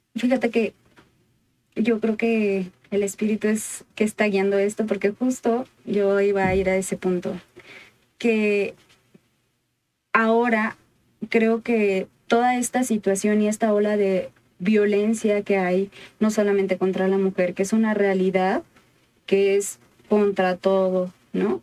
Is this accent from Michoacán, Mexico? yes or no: yes; Michoacán, Mexico; allá de donde soy, por Michoacán